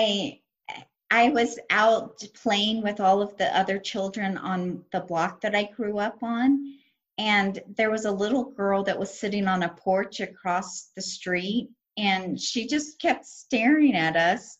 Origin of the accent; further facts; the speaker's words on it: United States; also born or lived in Reno, Nevada; we're from the United States and speak English